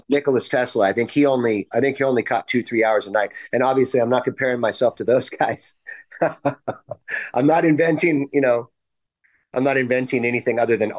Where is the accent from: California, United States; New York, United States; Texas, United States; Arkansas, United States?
California, United States; I'm from California.